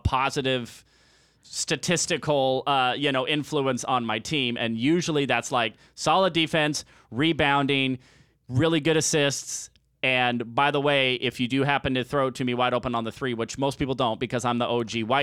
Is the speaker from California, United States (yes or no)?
no; Arizona, United States; I'm from Arizona